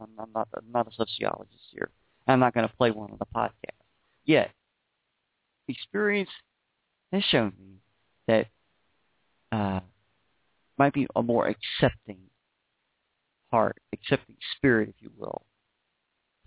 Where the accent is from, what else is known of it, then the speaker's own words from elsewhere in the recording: Beaumont, Texas, United States; also born or lived in Houston, Texas; Beaumont, Texas is where I was raised.